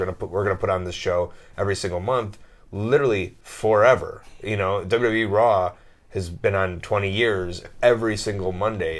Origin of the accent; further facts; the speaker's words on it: United States; moved away; I'm this American jock